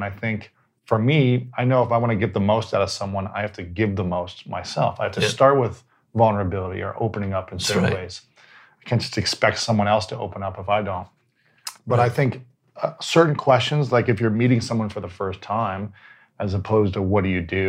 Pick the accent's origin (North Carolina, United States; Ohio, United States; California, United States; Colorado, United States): Ohio, United States; now in Los Angeles, United States; I'm from Ohio.